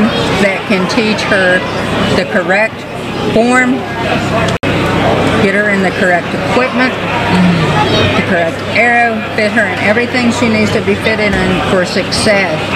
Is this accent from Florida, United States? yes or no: no; Murfreesboro, Tennessee, United States; now in Ohio, United States; Originally Tennessee, Murfreesboro, Tennessee